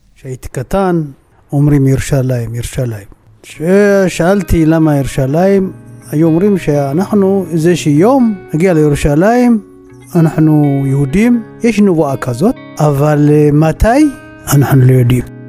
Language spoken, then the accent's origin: Hebrew; Asgede, Tigray, Ethiopia; Hebrew is a second language; moved away as an adult; now in Israel; נולדתי באסגדה. בגדול זה נקרא זה טיגריי.